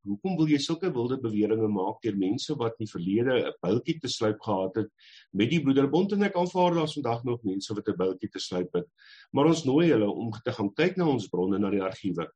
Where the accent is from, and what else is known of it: South Africa